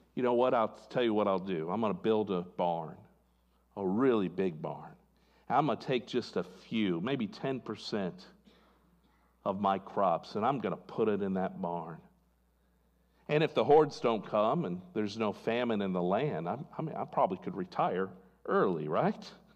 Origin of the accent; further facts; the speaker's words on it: California, United States; I was born in California